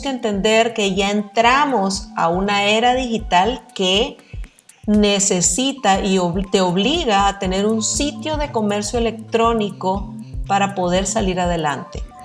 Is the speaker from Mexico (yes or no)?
no; Costa Rica; now in Nicaragua; yo me crié en Costa Rica y recién llegada a Nicaragua